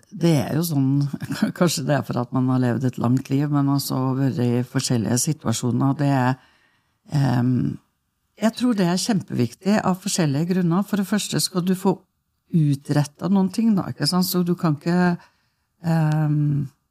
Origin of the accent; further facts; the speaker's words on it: Norway; jeg eh, eh er jo født og oppvokst ute på Stormåa